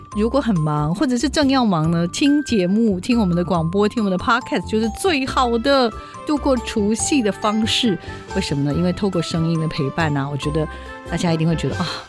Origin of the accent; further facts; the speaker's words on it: Taiwan; 我们台湾